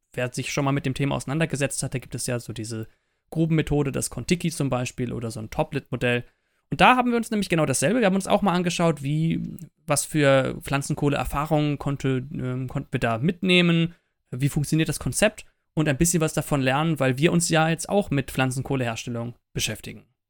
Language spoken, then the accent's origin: German; Eifel, Rhineland-Palatinate, Germany; wir kommen ja ursprünglich aus der Eifel